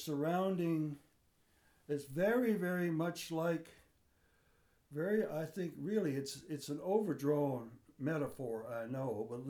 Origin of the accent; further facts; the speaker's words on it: Philadelphia, Pennsylvania, United States; Well, we came here from Philadelphia.